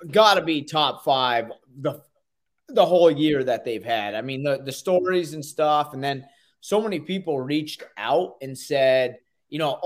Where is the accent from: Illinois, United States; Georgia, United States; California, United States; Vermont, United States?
Vermont, United States; I grew up in Vermont.